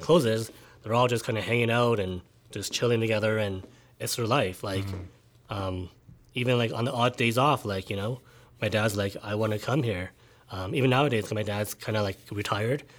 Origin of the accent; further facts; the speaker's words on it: Calgary, Alberta, Canada; I was born and raised in Calgary